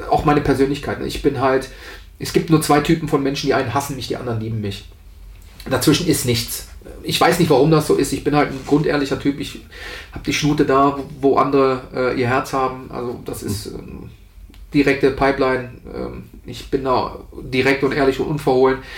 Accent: Rhineland, Germany; Was dich per se als Rheinländer, ich versuche jetzt auch Hochdeutsch zu sprechen, aber der rheinische Junge, der ähm, bimmelt halt immer raus.

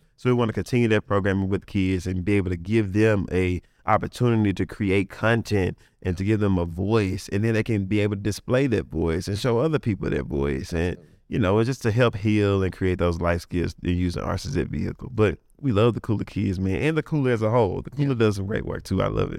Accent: Coldwater, Mississippi, United States; I'm from Coldwater, Mississippi, so we didn't have nothing. We didn't have no arts, nothing.

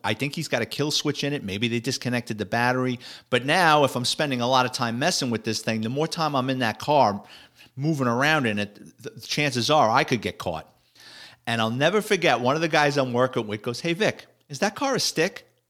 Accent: New York City, New York, United States; growing up in the Bronx

